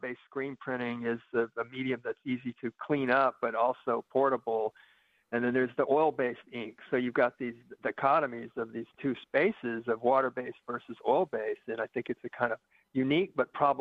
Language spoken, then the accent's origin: English; Oklahoma, United States; moved away as an adult; now in Madison, United States; I'm from Oklahoma originally